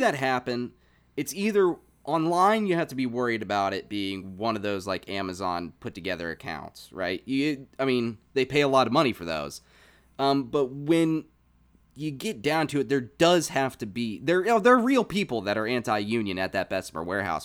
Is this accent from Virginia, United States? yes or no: yes; Virginia, United States; moved away; I moved back down to my hometown